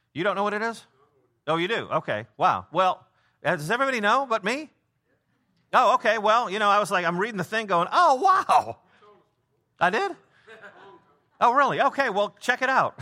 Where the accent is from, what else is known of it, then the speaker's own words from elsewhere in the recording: Prospect Heights, Illinois, United States; I'm from Prospect Heights," but I say I'm from Chicago 'cause it's a twenty-seven minute drive to, to downtown